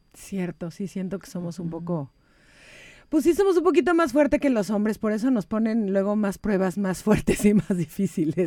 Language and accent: Spanish; Mexico; now in United States; los mexicanos que nos salimos de México